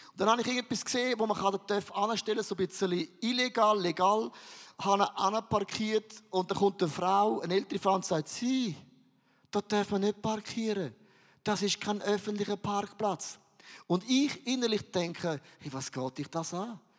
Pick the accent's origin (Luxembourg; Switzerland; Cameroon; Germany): Switzerland; Valais; Aber ich bin ein Walliser.